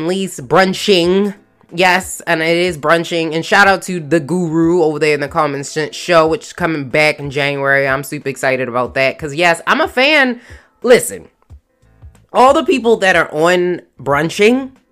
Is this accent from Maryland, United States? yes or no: yes; Maryland, United States; my home state of Maryland